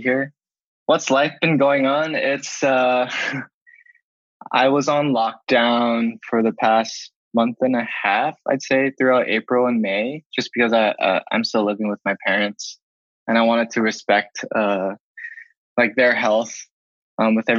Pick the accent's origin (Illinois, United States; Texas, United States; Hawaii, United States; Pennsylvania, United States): Hawaii, United States; Kaneohe; I was born and raised here in Kaneohe